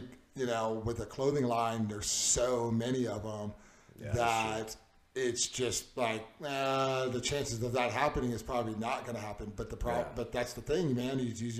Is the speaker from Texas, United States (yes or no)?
yes; Tomball, Texas, United States; was born and raised in Tomball.